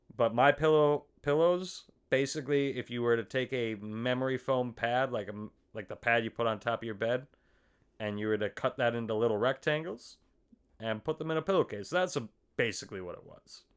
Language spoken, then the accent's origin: English; Faribault, Minnesota, United States; also born or lived in Fargo; hometown of Faribault